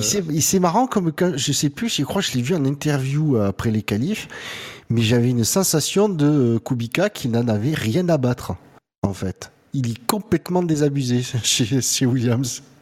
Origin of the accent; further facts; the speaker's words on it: France; en tant que bon français